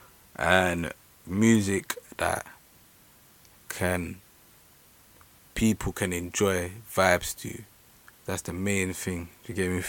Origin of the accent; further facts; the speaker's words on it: London, United Kingdom; I'm from East London. Yeah? Don't know. East born and bred